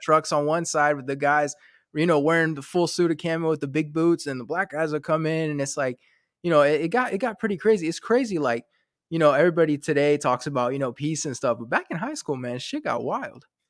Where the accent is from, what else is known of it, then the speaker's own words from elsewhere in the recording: North Carolina, United States; also born or lived in France; I grew up in North Carolina